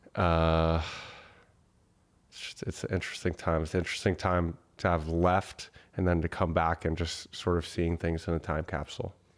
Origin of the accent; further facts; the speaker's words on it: Boston, Massachusetts, United States; moved away; also born or lived in Austin / Bali; I grew up in Boston